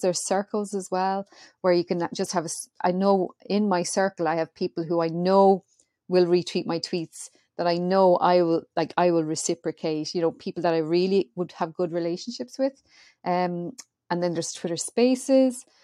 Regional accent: Ireland; I'm Irish.

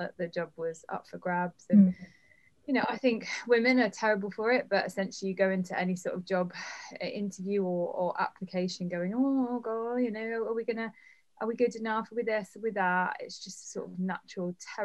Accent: London, United Kingdom; I grew up in London

